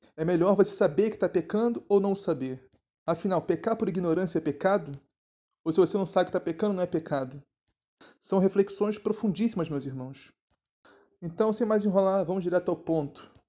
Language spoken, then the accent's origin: Portuguese; Rio de Janeiro, Brazil; accent: carioca; meu sotaque carioca florou bonito